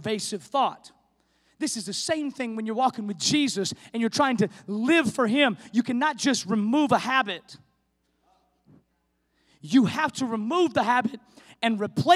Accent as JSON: {"language": "English", "area": "the Northwest", "region": "Pacific Northwest", "country": "United States", "moved": "yes", "said": "We're from the Northwest"}